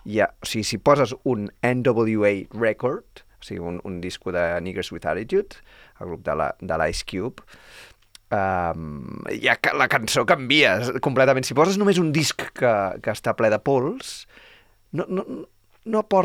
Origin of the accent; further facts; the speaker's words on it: Catalonia, Spain; li diem així perquè som catalans